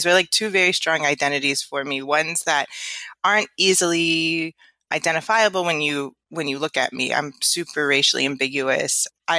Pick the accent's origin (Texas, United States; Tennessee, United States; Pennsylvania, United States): Pennsylvania, United States; Philadelphia; moved away as an adult; also born or lived in Virginia / Houston / California; now in Atlanta, United States; My parents came in the 80s, but I was born in Virginia, lived in Houston, but spent most of my youth and young adult life in Philadelphia. So I really identify as a Philadelphian and super proud to be from Philly. But most recently, I've lived in California and just moved to Atlanta, Georgia.